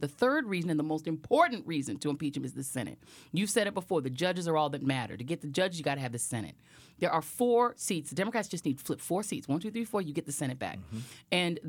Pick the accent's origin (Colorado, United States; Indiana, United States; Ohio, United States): Colorado, United States; I grew up in Colorado.